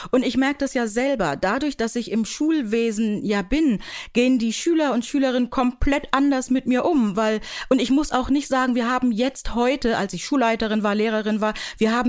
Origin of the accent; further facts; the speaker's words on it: Buxtehude, Lower Saxony, Germany; also born or lived in Nigeria; Ich bin in Buxtehude aufgewachsen, hatte wirklich eine wahnsinns tolle Kindheit.